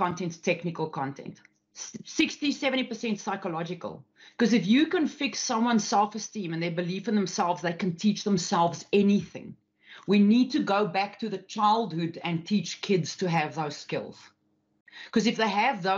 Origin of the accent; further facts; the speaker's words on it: South Africa; especially me as a South African. I'm Afrikaans as well, which is a very, very like farmers type, like a woman's got a place, okay, and a man's got his place. Grew up in those environments.